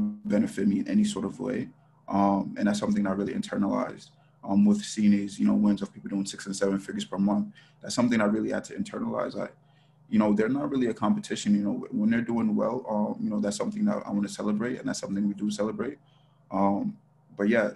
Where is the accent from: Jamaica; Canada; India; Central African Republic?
Jamaica; now in United States; I'm originally from Jamaica